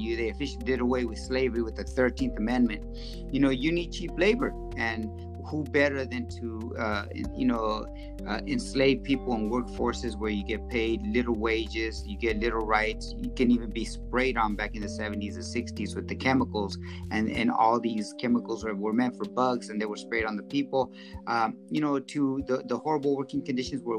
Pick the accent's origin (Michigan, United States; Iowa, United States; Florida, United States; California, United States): California, United States; Central Valley; first language Spanish; English is a second language; also born or lived in Culiacán, Sinaloa, Mexico / Los Angeles, California / Tulare, California; I grew up here. I wasn't born here though.